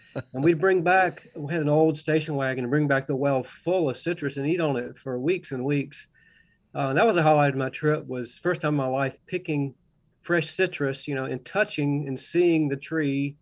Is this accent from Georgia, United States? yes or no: yes; Augusta, Georgia, United States; now in Russell County, Virginia, United States; I grew up in Augusta, Georgia, close to the Savannah River